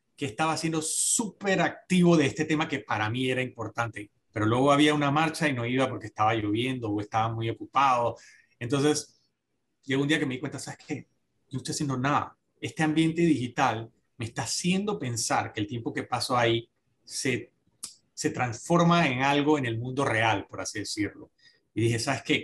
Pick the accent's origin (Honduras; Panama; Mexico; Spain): Panama